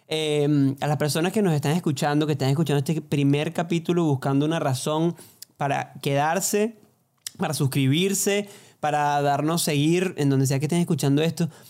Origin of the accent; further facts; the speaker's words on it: Barquisimeto, Lara, Venezuela; yo soy de Barquisimeto, cantante, cantautor, que dicen.